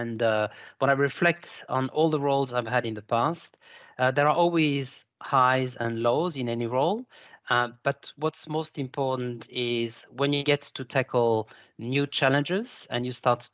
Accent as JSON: {"language": "English", "town": "Lyon", "region": "Auvergne-Rhône-Alpes", "country": "France", "tie": "born or raised there", "also_born_or_lived": "Paris, France", "accent": "French", "moved": "as an adult", "lives_now": "Sydney, Australia", "said": "I was born in Paris, in France, and grew up in Lyon"}